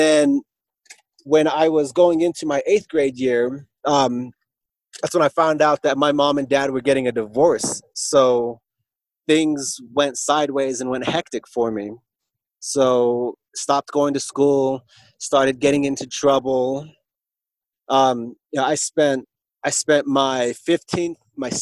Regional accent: Alliance, Nebraska, United States; here in Alliance, in my hometown.

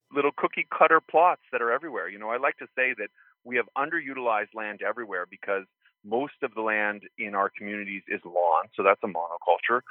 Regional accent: Santa Fe, New Mexico, United States; where I grew up in Santa Fe, New Mexico, we had permaculture property

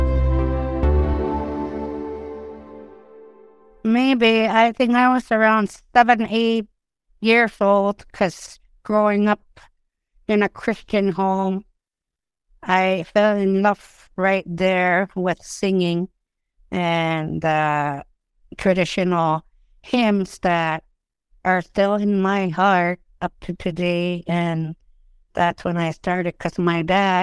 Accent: Rankin Inlet, Nunavut, Canada; first language Inuktitut; English is a second language; I'm from Rincon Inlet, Nunavut.

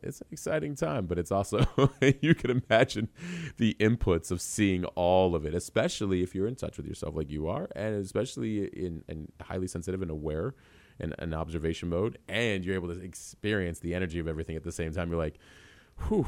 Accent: Tucson, Arizona, United States; also born or lived in New York; I actually spent, uh, high school and college years in Tucson, originally

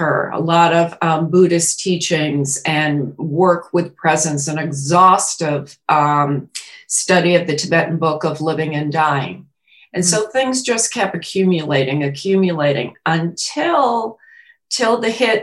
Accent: New York City, New York, United States; now in Kentucky, United States; I was born in Queens, New York

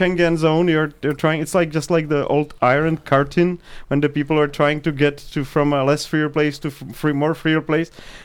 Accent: Czechia; also born or lived in United States; originally from Prague. I've been born 100 kilometers away from Prague.

